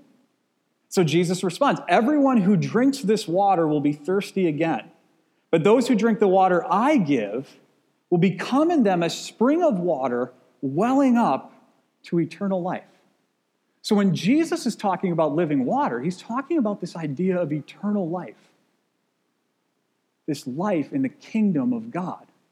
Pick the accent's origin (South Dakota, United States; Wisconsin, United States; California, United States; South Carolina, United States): Wisconsin, United States; I grew up in Wisconsin